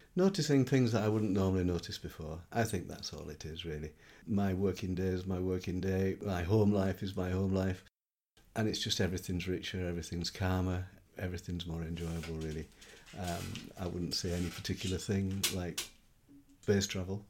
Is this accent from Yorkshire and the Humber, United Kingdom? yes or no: yes; Yorkshire and the Humber, United Kingdom; I'm a Yorkshireman, so I live in the north of England. I lived there for all of 50 years